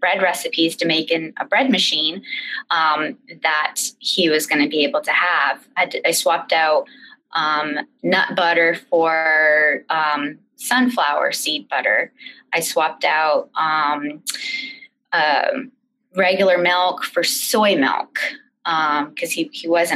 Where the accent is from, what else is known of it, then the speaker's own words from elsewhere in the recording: Maine, United States; we're from Maine